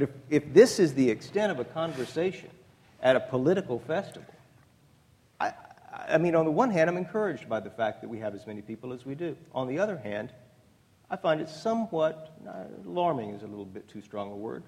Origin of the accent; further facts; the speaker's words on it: Texas, United States; I don't have a dog in this hunt except to the extent that I do as a Texan, right?